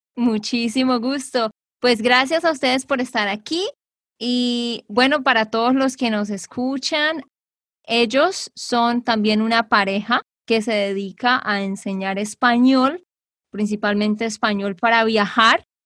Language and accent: Spanish; Santander, Colombia; de Santander, Colombia